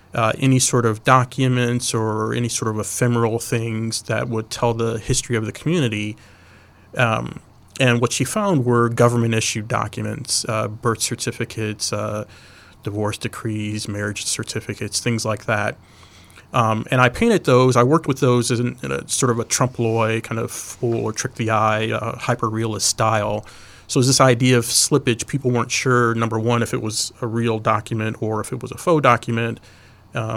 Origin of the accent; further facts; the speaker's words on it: Chicago, Illinois, United States; I'm from Chicago. I grew up on the far south side of southeast side, South Chicago, of the city.